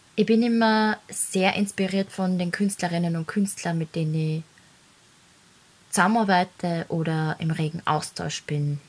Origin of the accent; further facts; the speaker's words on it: Laakirchen, Upper Austria, Austria; Ich bin in Oberösterreich geboren und eben dort in Lackirchen aufgewachsen